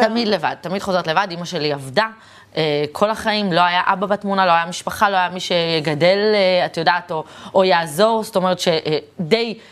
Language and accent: Hebrew; Tel Aviv, Tel Aviv District, Israel; תחנה מרכזית ישנה, שם נולדתי, גדלתי והתחנכתי